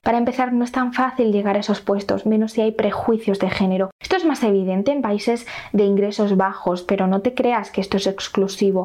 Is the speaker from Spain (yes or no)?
yes; Spain